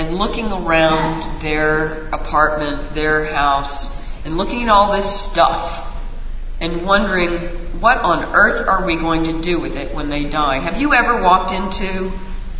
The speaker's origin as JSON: {"language": "English", "town": "Raleigh", "region": "North Carolina", "country": "United States", "tie": "born or raised there", "said": "the town where I grew up in Raleigh, North Carolina"}